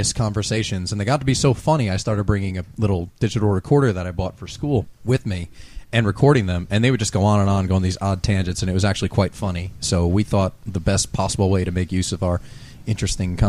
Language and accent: English; New Jersey, United States; we're all from New Jersey, the four of us